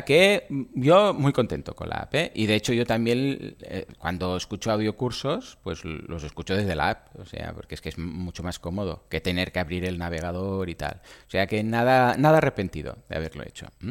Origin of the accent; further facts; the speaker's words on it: Catalonia, Spain; soy catalán